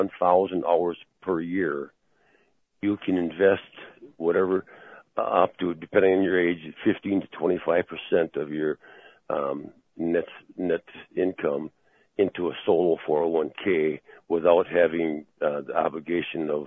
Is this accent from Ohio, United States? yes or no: no; Wisconsin, United States; I'm being from Wisconsin, which is an agricultural state primarily and a tourist state.